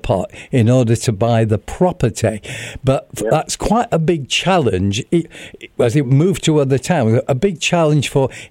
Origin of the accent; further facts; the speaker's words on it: Sheffield, Yorkshire and the Humber, United Kingdom; my hometown is Sheffield